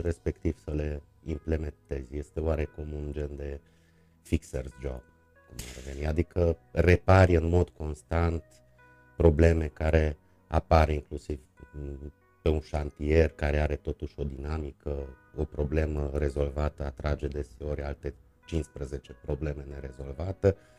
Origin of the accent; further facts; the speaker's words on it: Târgu Mureș, Mureș County, Romania; also born or lived in Cluj-Napoca / Mediaș; din 1984, deci de la vârsta de 4 ani pot să spun că sunt Târgu Mureșean uh, jet jet uh, tatăl meu era Târgu Mureșean de asemenea, aici am uh, făcut școala, aici am copilărit, aici am crescut.